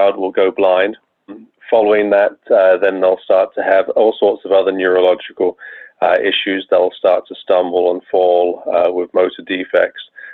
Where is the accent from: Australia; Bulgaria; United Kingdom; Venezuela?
United Kingdom; England; moved away as an adult; also born or lived in Bath, England / Rochester, New York; now in United States; you should be able to tell from my accent, I was not born in the United States. I'm actually from England